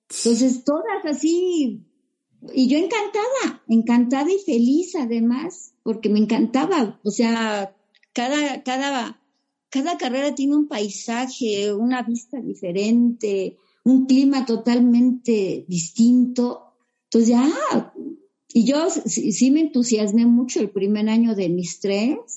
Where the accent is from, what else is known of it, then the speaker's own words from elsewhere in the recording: Metepec, State of Mexico, Mexico; ¿Y de dónde vienes? No, pues que de, este, yo vengo de Metepec.